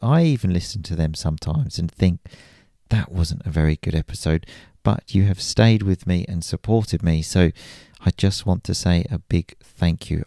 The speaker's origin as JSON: {"language": "English", "town": "Chelmsford", "region": "East of England", "country": "United Kingdom", "tie": "born or raised there", "said": "my hometown of Chelmsford in Essex, a small city"}